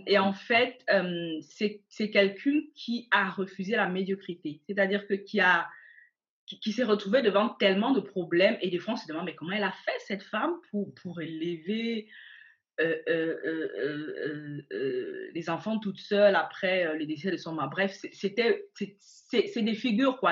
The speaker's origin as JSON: {"language": "French", "country": "Cameroon", "tie": "born or raised there", "moved": "as an adult", "lives_now": "Germany", "said": "je suis née au Cameroun. J'ai grandi au Cameroun."}